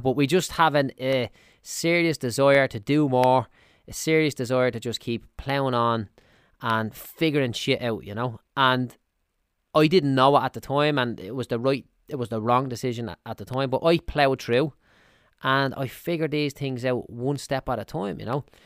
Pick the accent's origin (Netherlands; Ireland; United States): Ireland; Dublin, Leinster; I'm from Clondalkin in Dublin